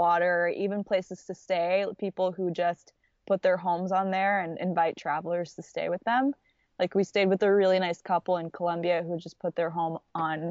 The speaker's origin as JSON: {"language": "English", "town": "Nashville", "region": "Tennessee", "country": "United States", "said": "we're from Nashville"}